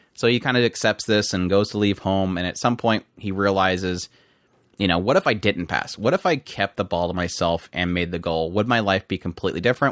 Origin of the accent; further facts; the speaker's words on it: United States; I'm American.